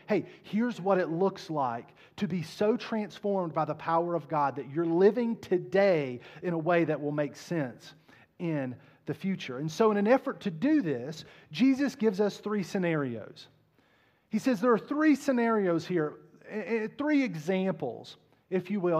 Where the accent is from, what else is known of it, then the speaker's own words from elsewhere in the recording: Southern West Virginia, United States; I was raised in Southern West Virginia